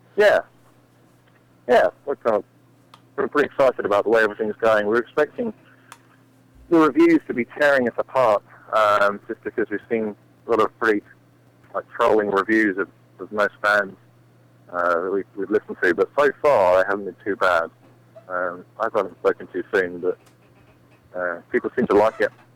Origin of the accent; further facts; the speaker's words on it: England, United Kingdom; moved away; I'm from England